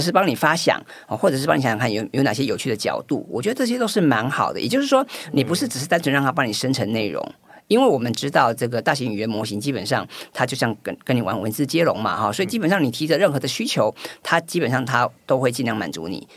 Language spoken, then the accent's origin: Chinese; Taiwan; 我们台湾人好像比，也普遍来讲比较不，不喜欢发文